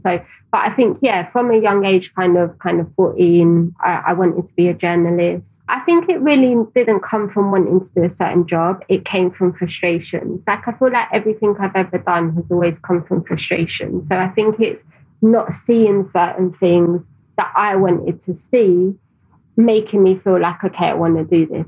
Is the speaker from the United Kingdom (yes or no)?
yes; London, United Kingdom; I grew up in Tower Hamlets.